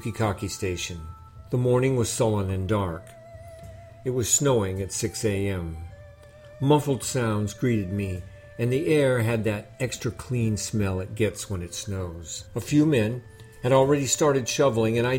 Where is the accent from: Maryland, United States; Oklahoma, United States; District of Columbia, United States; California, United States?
California, United States; moved away as an adult; also born or lived in Japan; I grew up in California, not in the snowy mountains of Japan